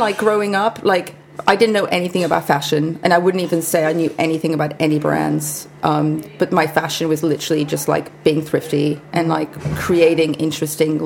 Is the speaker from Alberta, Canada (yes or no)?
no; Kelowna, British Columbia, Canada; first language Hungarian; English is a second language; moved away as an adult; now in London, United Kingdom; I grew up in a small town called Kelowna, which is about 4-hour drive from Vancouver